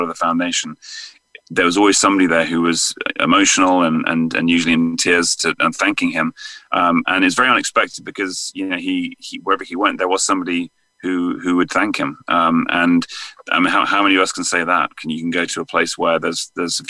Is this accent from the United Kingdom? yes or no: yes; England, United Kingdom; accent: English; moved away as an adult; now in United States; England. Yeah, I moved out here in 2009, so it's been just, yeah, this is my 12th year here now.